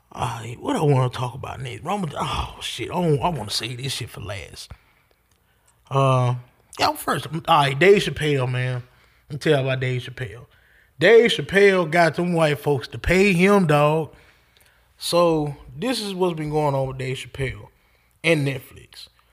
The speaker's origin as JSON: {"language": "English", "region": "the South", "country": "United States", "said": "I'm country. I'm from the South"}